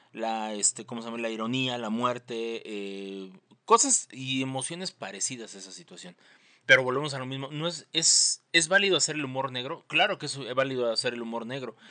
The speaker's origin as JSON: {"language": "Spanish", "region": "Mexico City", "country": "Mexico", "said": "aunándole un granito más al estereotipo del chilango, pues salí de Conalep"}